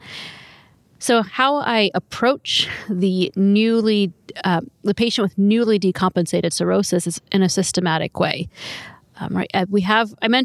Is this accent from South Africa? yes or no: no; North Carolina, United States; I'm from North Carolina